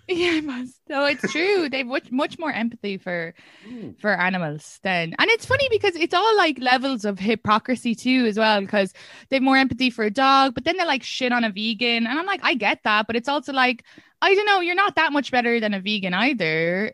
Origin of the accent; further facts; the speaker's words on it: Ireland; first language English; moved away as an adult; now in United States; I'm from Ireland